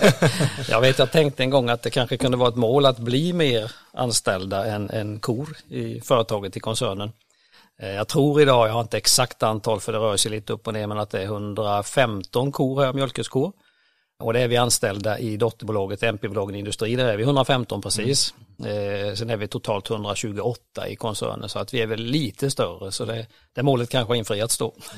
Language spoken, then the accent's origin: Swedish; Ramkvilla, Jönköping County, Sweden; Jag växte upp tre och en halv mil söder om Vetlanda ner mot Växjö till en liten by som heter Ramkvilla